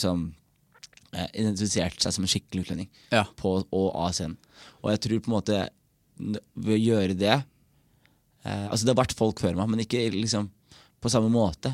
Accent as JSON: {"language": "Norwegian", "country": "Norway", "tie": "born or raised there", "said": "jeg er født i Norge og føler meg norsk"}